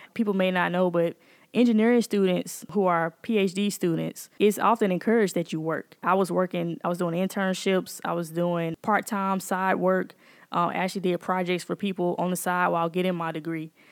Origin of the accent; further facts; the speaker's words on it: Jackson, Mississippi, United States; I'm born and raised here in Jackson, and I am, uh, a product of Shady Oaks area.